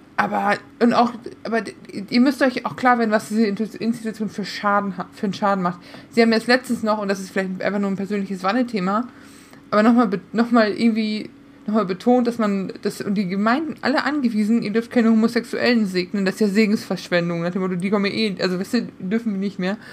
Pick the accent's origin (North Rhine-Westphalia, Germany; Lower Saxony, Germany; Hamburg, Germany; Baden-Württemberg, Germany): North Rhine-Westphalia, Germany; Münsterland; moved away; ich bin aus dem Münsterland. Nicht viel ist katholischer als wir